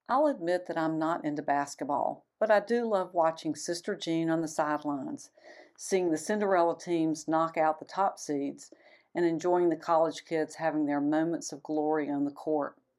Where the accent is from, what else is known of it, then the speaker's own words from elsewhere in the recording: Atlanta, Georgia, United States; my hometown of Atlanta